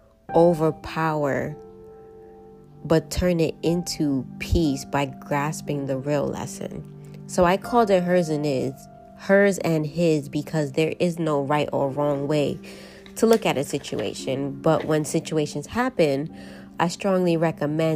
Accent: New York City, New York, United States; I am from New York, more specifically the Boogie Down Bronx, born and raised

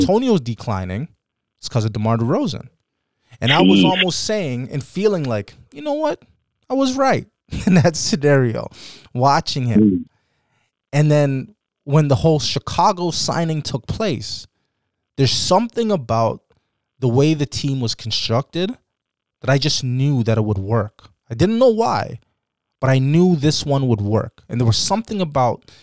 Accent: Toronto, Ontario, Canada; we're from Toronto

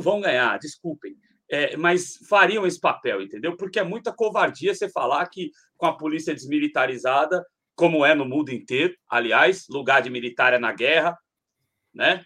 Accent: São Paulo, Brazil; eu sou da Zona Leste de São Paulo

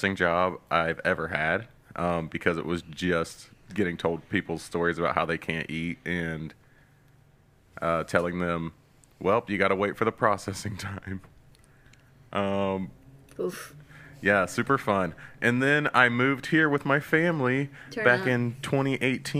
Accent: Chillicothe, Ohio, United States; I was born in Ohio. Grew up in Ohio. Chillicothe

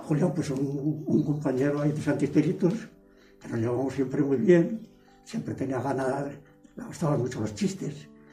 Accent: Paradinas de San Juan, Castile and León, Spain; nací en Paradinas el 7 de noviembre de 1924 y aquí ha estado toda la vida

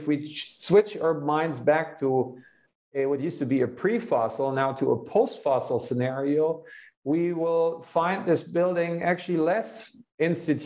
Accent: Hanover, Lower Saxony, Germany; now in United States; my hometown of Hanover, which is in the north of Germany

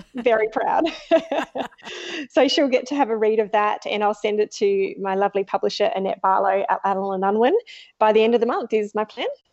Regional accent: Australia; growing up, I was four hours from Adelaide

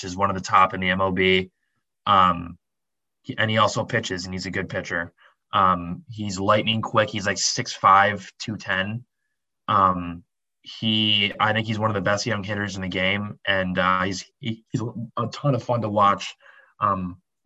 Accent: Minnesota, United States; the Twins, the Minnesota Twins, my hometown team

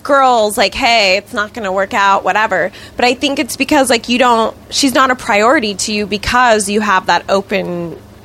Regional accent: Victorville, California, United States; I grew up in Victorville

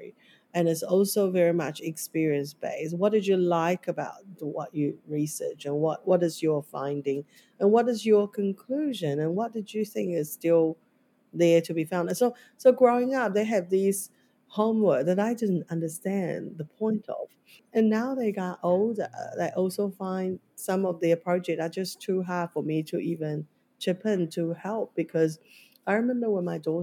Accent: Taiwan; now in New Zealand; growing up in Taiwan education system

